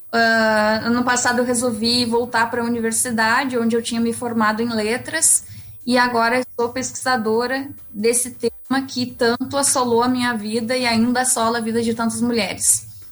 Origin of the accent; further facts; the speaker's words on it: Santa Maria, Rio Grande do Sul, Brazil; eu sou de Santa Maria